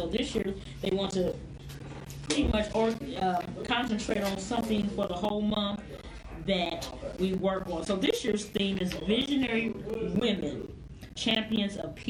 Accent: Louisville, Kentucky, United States; I'm from Louisville, Kentucky, and my grandmother and my mom were very involved in politics.

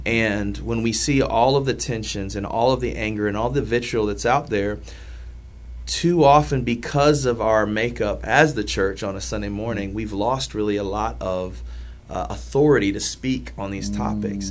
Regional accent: Indianapolis, Indiana, United States; I grew up, like I said, I grew up in the Old North Side

